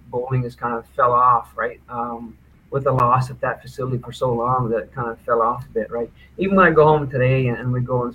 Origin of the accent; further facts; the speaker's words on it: Newfoundland and Labrador, Canada; moved away; also born or lived in Nova Scotia; I'm a Newfoundlander.